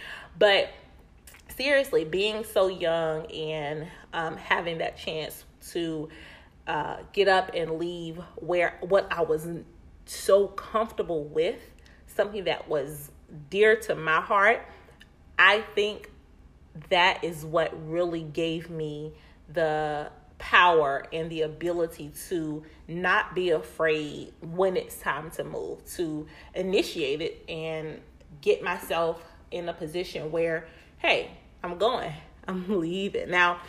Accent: Winston-Salem, North Carolina, United States; there are so many people simply in my hometown of Winston-Salem that I see saying

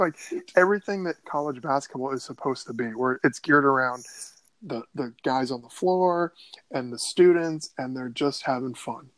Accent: Northern Virginia, United States; growing up in Northern Virginia in the '80s.

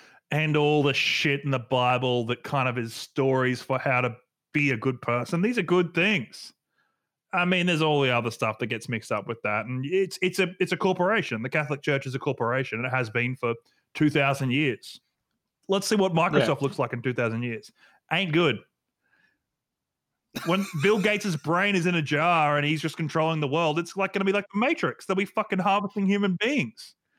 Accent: Australia; I grew up in Australia. My family was from Malta in Germany.

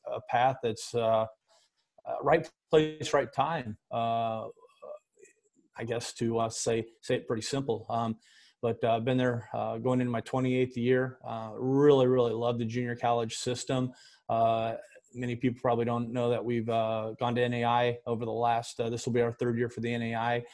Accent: Decatur, Illinois, United States; my hometown of Decatur, Illinois

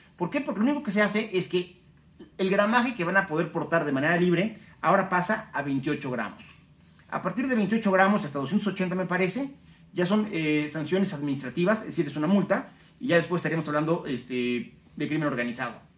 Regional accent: Mexico

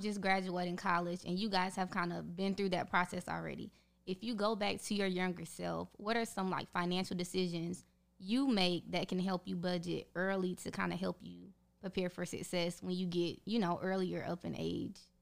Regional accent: North Carolina, United States; I am from North Carolina, graduated from the University of North Carolina at Charlotte

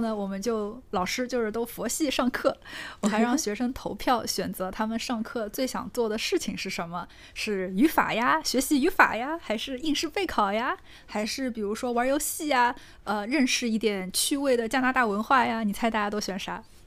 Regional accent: Northeast China, China; 咱们东北人

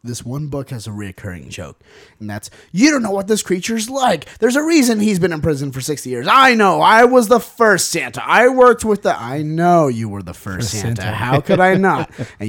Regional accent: England, United Kingdom; I don't care. I'm from England.

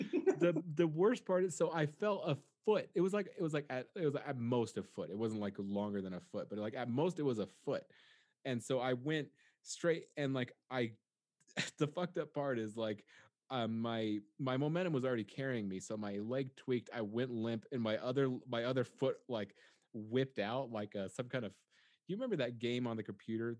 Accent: United States; I'm an American

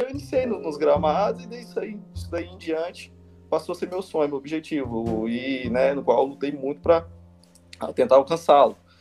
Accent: Goiânia, Goiás, Brazil; moved away as an adult; also born or lived in Paraguay; eu sou de Goiânia, Goiás, né? Minha família sempre morou aqui

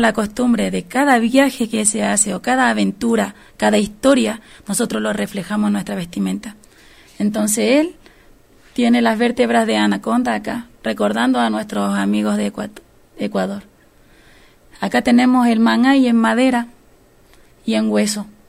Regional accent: Rapa Nui, Valparaíso, Chile; Nosotros somos nativos de una tierra que está al medio del Pacífico Sur.

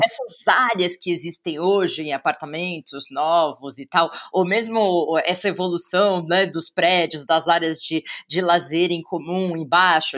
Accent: São Paulo, Brazil; eu sou paulistana

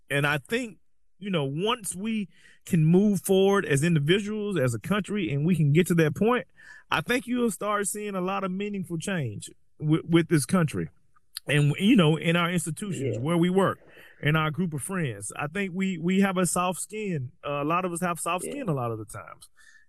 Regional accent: Southern United States, United States; I was spent most of my life in the deep South. And, you know, you're either black or you're white.

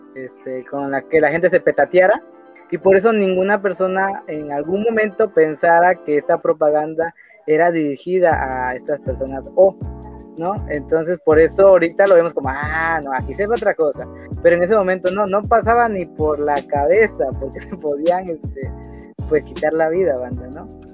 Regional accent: Mexico; somos mexicanos

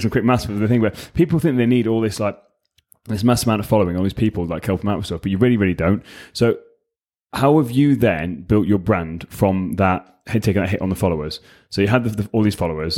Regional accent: England, United Kingdom; also born or lived in United States; English, obviously, 'cause I'm English

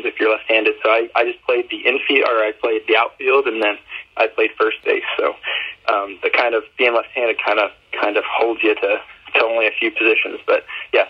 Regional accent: Missouri, United States; I come from Missouri, so pretty small town, like I said, live in the country

